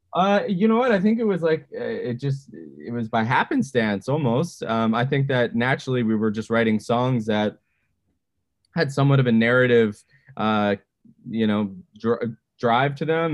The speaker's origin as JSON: {"language": "English", "town": "Edmonton", "region": "Alberta", "country": "Canada", "tie": "born or raised there", "moved": "yes", "lives_now": "Vancouver, Canada", "said": "I grew up in Edmonton"}